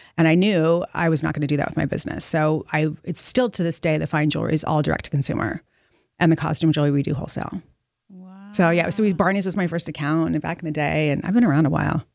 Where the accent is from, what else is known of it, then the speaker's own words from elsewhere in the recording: Montecito, California, United States; moved away as an adult; also born or lived in Los Angeles; now in New York City, United States; I grew up in Montecito in Santa Barbara.